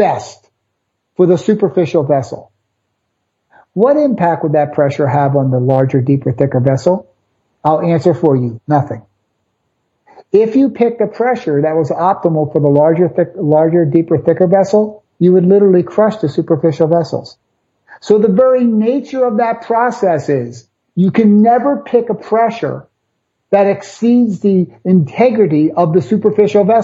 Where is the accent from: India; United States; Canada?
United States; Philadelphia, Pennsylvania; I'm from South Philly.